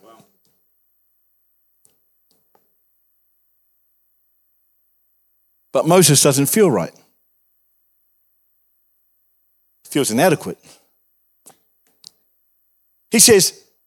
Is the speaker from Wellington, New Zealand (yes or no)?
yes; Wellington, New Zealand; moved away; I grew up in Wellington